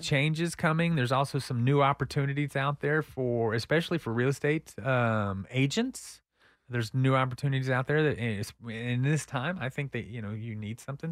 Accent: Texas, United States; I grew up here.

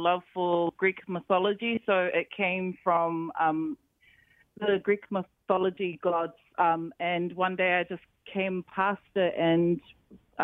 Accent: New Zealand; being a Tongan growing up in New Zealand

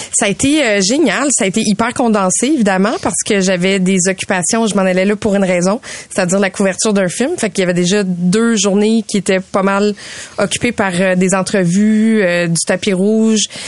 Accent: Canada; je viens du Canada

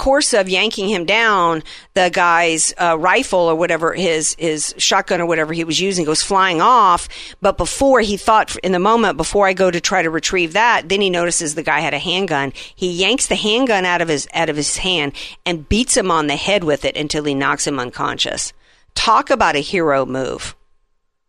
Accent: the South, United States; now in San Diego, United States; I grew up in the South

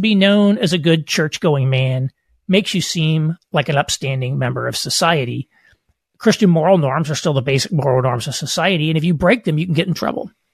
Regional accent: Southern Indiana, United States; moved away as an adult; I grew up in rural, uh, Southern Indiana

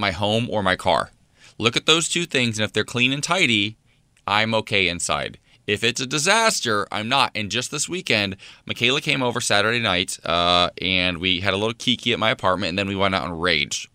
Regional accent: about an hour from Dayton, Ohio, United States; Dayton, Ohio, my home state, about an hour from where I grew up

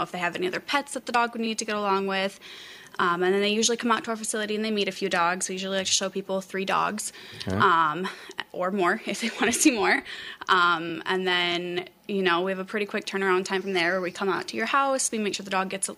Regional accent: Fenville, Michigan, United States; I grew up in Fenville. I went to Fenville High School.

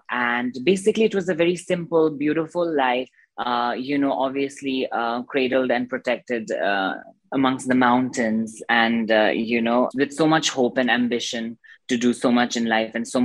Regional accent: Darjeeling, West Bengal, India; I was born in Darjeeling, obviously, and uh, I did my schooling there. And um, so I'm from a very, like, you know, um, um, spiritual family, let's say that, and a religious family

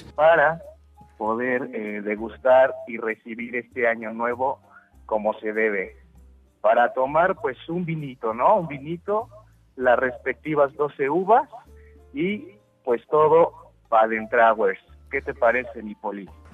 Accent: Mexico; somos mexicanos

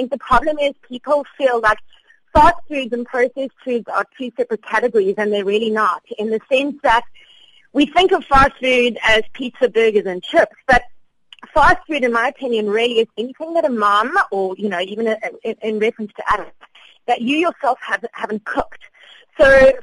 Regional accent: South Africa; as South African adults

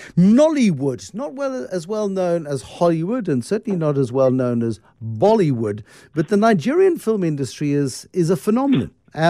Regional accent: South Africa; as a South African

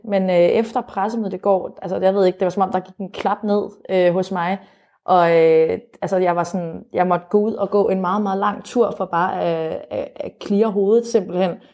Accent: Bornholm, Capital Region of Denmark, Denmark; moved away as an adult; now in Brussels, Belgium; uden min familie, øh, hjemme på Bornholm

